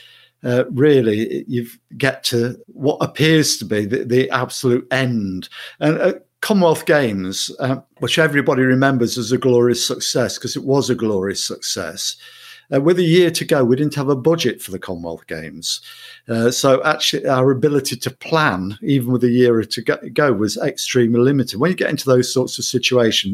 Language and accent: English; Mansfield, East Midlands, United Kingdom; moved away as an adult; also born or lived in Sutton in Ashfield / Kirkby in Ashfield / Coventry; now in Manchester, United Kingdom; I was born in Mansfield. I lived there in Mansfield, Sutton in Ashfield, Kirby in Ashfield till I was 18